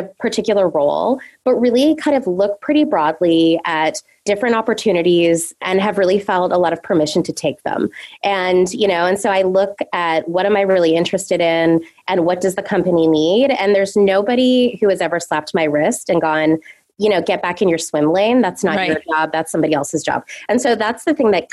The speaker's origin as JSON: {"language": "English", "country": "Canada", "also_born_or_lived": "south of France", "moved": "as an adult", "lives_now": "New York, United States", "said": "I'm originally from Canada"}